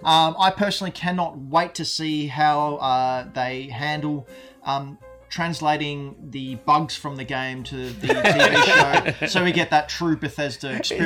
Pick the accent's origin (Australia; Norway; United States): Australia; I'm Australian.